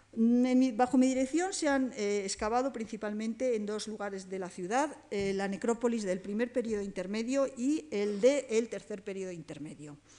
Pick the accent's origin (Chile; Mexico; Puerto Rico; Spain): Spain; somos los españoles